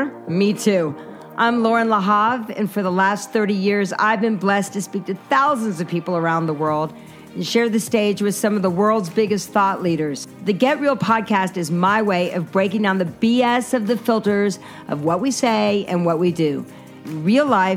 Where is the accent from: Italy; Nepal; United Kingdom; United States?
United States; Asheville, North Carolina; I'm from the South as well. I'm from North Carolina, Asheville, North Carolina.